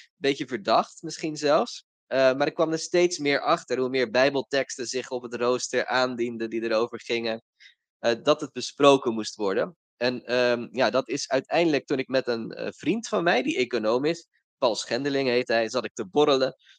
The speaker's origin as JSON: {"language": "Dutch", "town": "Rotterdam", "region": "South Holland", "country": "Netherlands", "said": "Ik kom uit Rotterdam"}